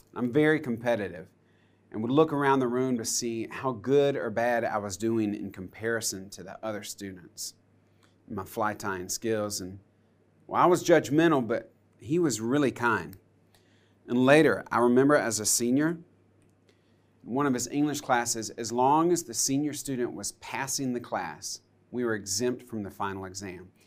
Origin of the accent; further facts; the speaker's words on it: United States; I grew up on Lake Hartwell